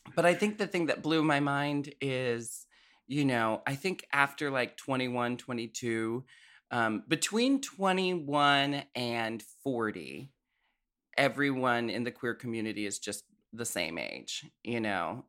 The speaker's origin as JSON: {"language": "English", "town": "Portland", "country": "United States", "tie": "born or raised there", "said": "I grew up in Portland."}